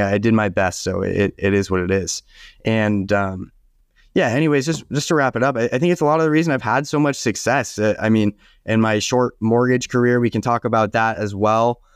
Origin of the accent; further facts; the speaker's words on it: Southern California, United States; also born or lived in San Diego / Ventura County; I was born and raised in Southern California